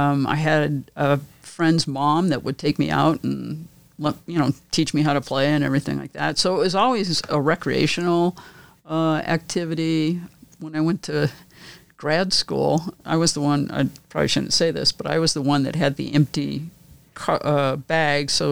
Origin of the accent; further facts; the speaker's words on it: Dearborn, Michigan, United States; I grew up in Dearborn, Michigan, Ford country, and love Michigan.